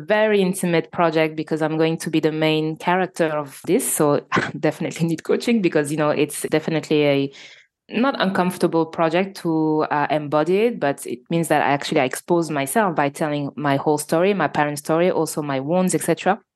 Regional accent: Normandy, France; accent: French; English is a second language; I live in France and so you probably all I can notice my French accent, so I was born in Normandy, so in north of France

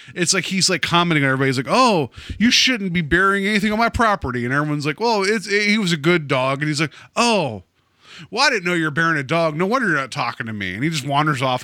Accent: West Virginia, United States; I grew up in West Virginia

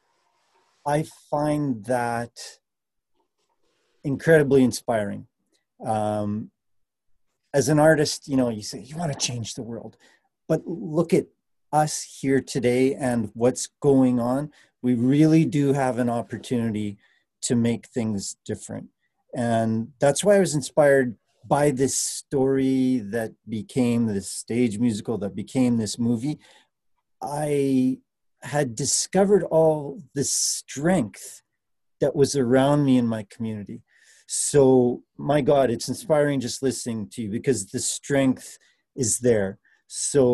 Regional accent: Canada; also born or lived in Winnipeg; as a Canadian

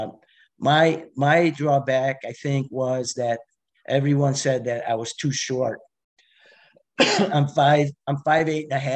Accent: New York City, New York, United States; born or raised there; also born or lived in Colombia / Bayside, Queens

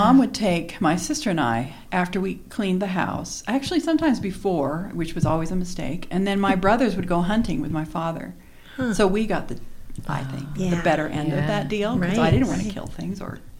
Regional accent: Boise, Idaho, United States; I'm from Boise.

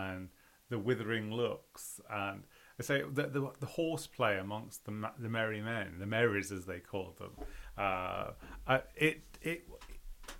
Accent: United Kingdom; I am very British

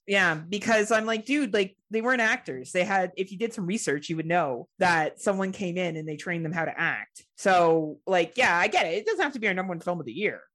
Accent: Canada; as a Canadian

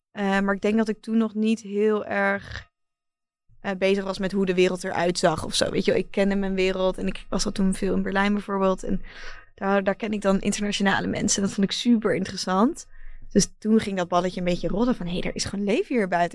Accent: Netherlands; mijn thuisland

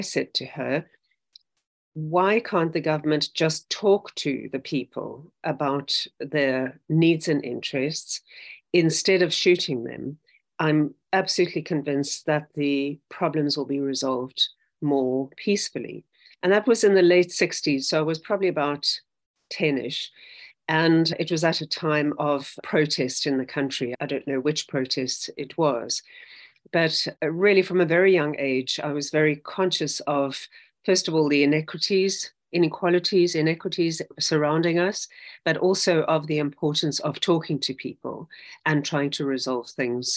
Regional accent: South Africa; I grew up in South Africa.

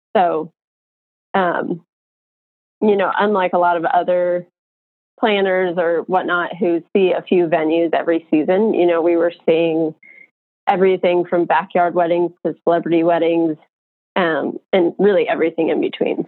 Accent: Colorado, United States; also born or lived in San Francisco; now in Idaho, United States; I'm from Colorado

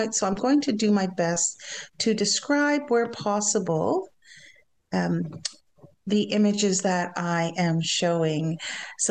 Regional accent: Shawanaga First Nation, Ontario, Canada; I come from Shawanaga First Nations, as you heard, and I am Anishinaabe

